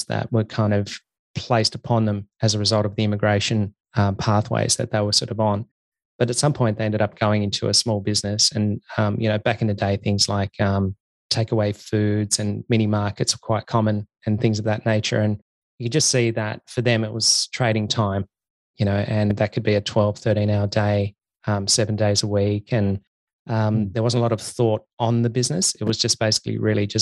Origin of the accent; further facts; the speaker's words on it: Tasmania, Australia; I grew up in Tasmania.